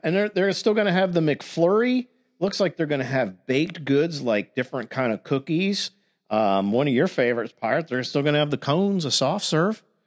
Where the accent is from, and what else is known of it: Florida, United States; born or raised there